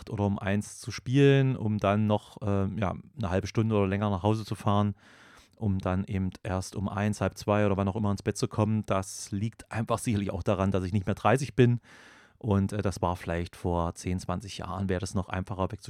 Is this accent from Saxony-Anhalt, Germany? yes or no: yes; Gräfenhainichen, Saxony-Anhalt, Germany; Ja, ich stamme aus Gräfenhainichen und das sagt vielleicht dem einen oder anderen was, denn hier ganz in der Nähe vor den Toren meiner Heimatstadt liegt Ferropolis